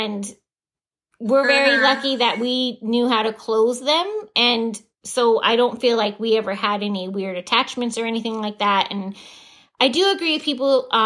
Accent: Southern California, United States; we're from SoCal

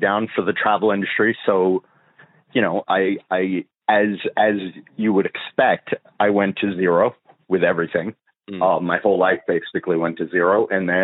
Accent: Fort Lauderdale, Florida, United States; also born or lived in Michigan; I grew up in a family full of cops, and I grew up in Fort Lauderdale

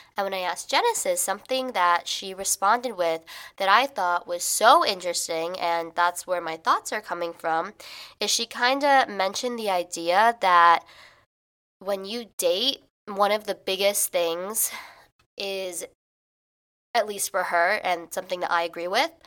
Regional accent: Illinois, United States; moved away as an adult; now in New York, United States; I am from Illinois

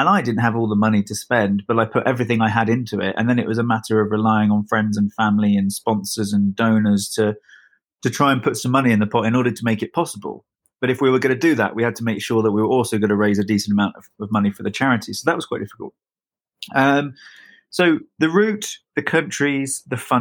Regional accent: United Kingdom; being British

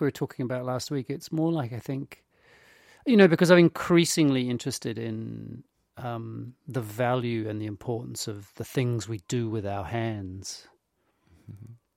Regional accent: New Zealand

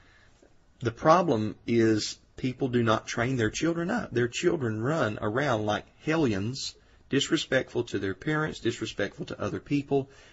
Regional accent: Georgia, United States; here in Georgia, my home state

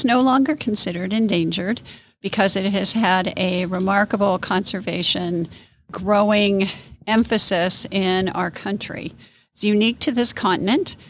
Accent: Central Illinois, United States; moved away as an adult; also born or lived in Texas; now in Wabasha, United States; I'm originally from Central Illinois, another small town

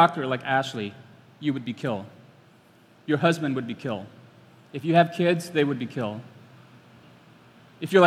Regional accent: Cambodia; I'm from Cambodia.

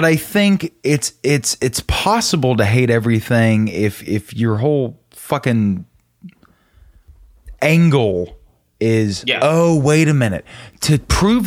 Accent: United States; I'm an American

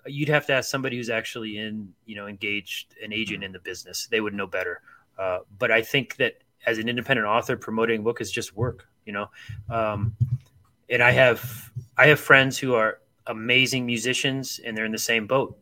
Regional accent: Akron, Ohio, United States; I grew up in Akron, Ohio

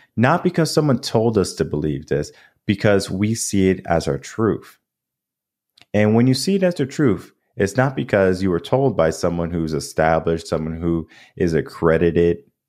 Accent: New England, United States; now in Texas, United States; I grew up in New England.

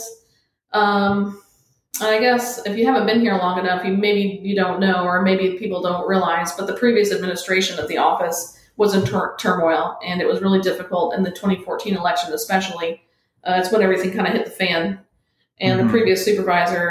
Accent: Ormond Beach, Florida, United States; now in Palm Coast, United States; I'm originally from Ormond Beach, so I moved up north here to Palm Coast, about 25 minutes up the road

